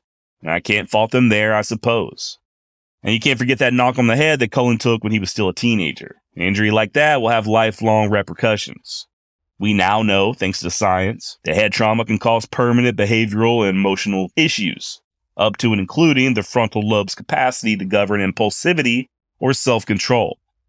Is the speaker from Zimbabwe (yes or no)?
no; Texas, United States; As a Texan born and raised, as someone whose direct ancestors fought for the Confederate States of America